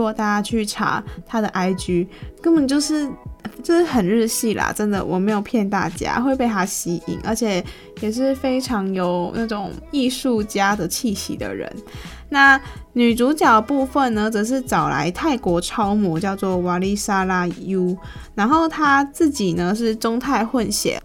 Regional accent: Taiwan; 作为一个台湾人，我自己都还没有去过野柳

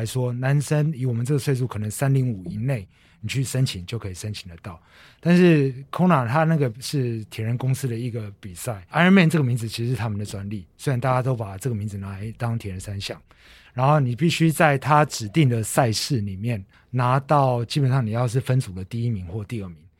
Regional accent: Taiwan; 可能我我们台湾人平常比较耐热，然后那一场来的老外刚好没那么没那么耐热

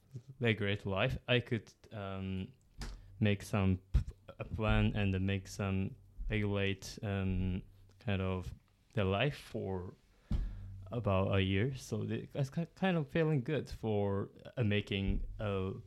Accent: Kyushu, Japan; born there; English is a second language; now in Hiroshima, Japan; I came from the Kyushu, kind of the borderline with Fukuoka Prefecture and right. Oita Prefecture, so kind of the north part of the Kyushu.

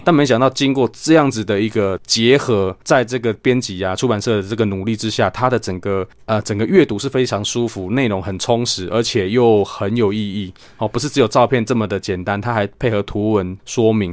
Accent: Chiayi County, Taiwan; 我们嘉义最有名就小番茄嘛

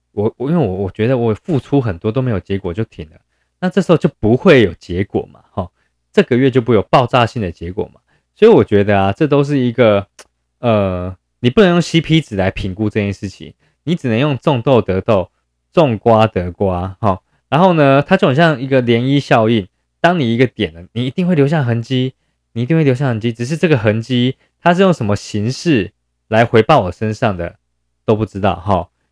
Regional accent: Yilan County, Taiwan; 因为我是宜兰人嘛

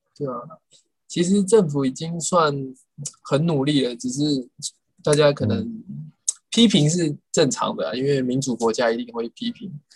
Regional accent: Taiwan; 我从小在台湾吃的是八泡元鸡嘛

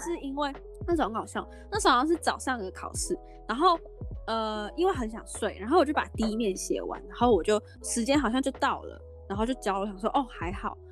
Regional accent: Hong Kong; now in Taiwan; 我是香港人哦，我啊。爱打到不行哦。而且我之前在香港是我每天陪我奶奶打麻将，每天哦每天打。对，就是每天打，而且在香港打麻将是，呃，他们就是这样一条走廊，然后有很多户嘛，你走在走廊上，每一间都在打麻将，你都可以听到砰砰砰砰砰的声音

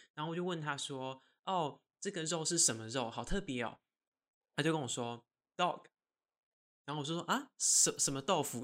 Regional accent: Taiwan; 他就是知道我是台湾人

